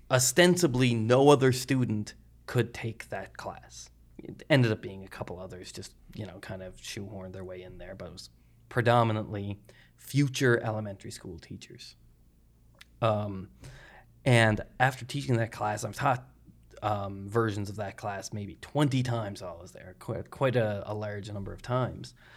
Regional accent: Glace Bay, Nova Scotia, Canada; moved away as an adult; also born or lived in Halifax, Canada / Christchurch, New Zealand; I'm originally from Glades Bay

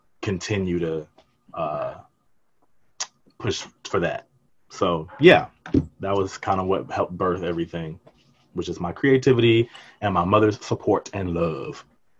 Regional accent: Atlanta, Georgia, United States; also born or lived in Washington, D.C.; I was born in DC, but then I was raised here in Atlanta

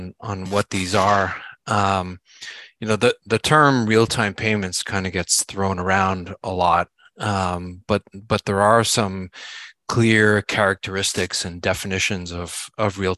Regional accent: Montreal, Quebec, Canada; moved away as an adult; now in Charlotte, United States; I live in Charlotte, North Carolina, but I'm originally from Montreal, Canada. But we've been here for just about 20 years.

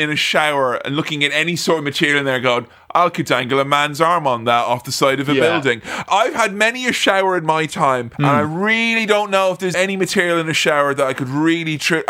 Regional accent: Mullingar, Leinster, Ireland; accent: Irish; I'm from Mullingar, you see, from the same town as Joe Dolan.

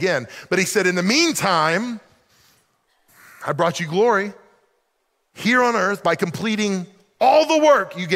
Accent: the South, United States; I grew up in the South

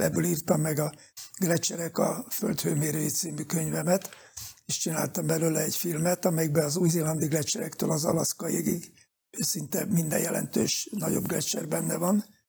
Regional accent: Pécs, Baranya, Hungary; én pécsi születésű vagyok

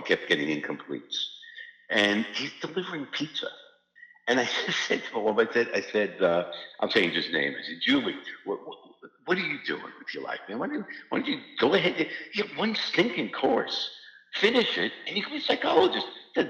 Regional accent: New York, United States; I figured, I'm from New York. So, everything

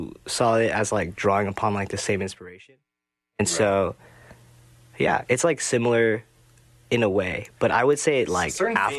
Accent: South Korea; moved away as an adult; also born or lived in Orange County, California, United States; now in United States; I was born and raised in Orange County. And then then I moved to Korea when I was 8 and grew up there until I came out here for college.

